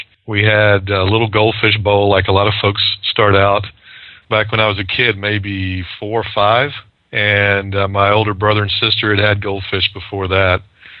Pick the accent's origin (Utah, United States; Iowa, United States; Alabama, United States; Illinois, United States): Alabama, United States; moved away; also born or lived in South Florida; I moved down to South Florida from my home state of Alabama and was working for an aquaculture firm working with food fish.